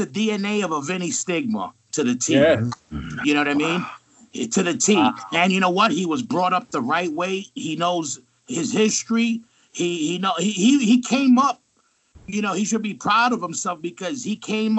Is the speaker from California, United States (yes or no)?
no; New York City, New York, United States; I'm from Queens. He's from the Bronx. You meet us, you know we're from New York.